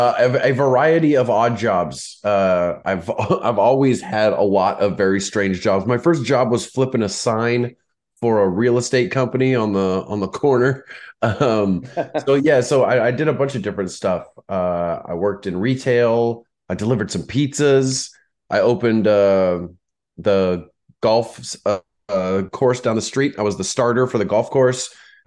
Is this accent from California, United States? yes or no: yes; Menifee, California, United States; I grew up mostly out in the Inland Empire, a little place. {S0} Oh, {S1} called, {S0} so you're still local. Okay. {S1} Yeah, a little place called Menifee.